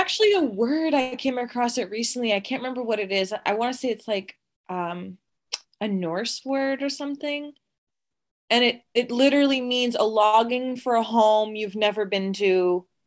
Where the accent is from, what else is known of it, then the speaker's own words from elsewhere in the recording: Atlantic Canada, Canada; Atlantic Canada